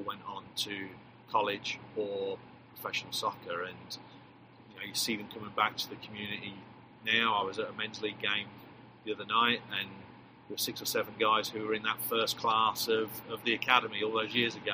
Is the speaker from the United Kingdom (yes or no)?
yes; England, United Kingdom; accent: English; moved away as an adult; now in Texas, United States; class myself as, as an American coach with a with an English accent